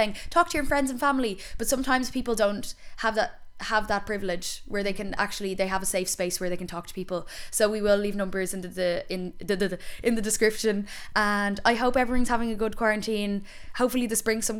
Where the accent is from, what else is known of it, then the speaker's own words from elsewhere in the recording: Ireland; being Irish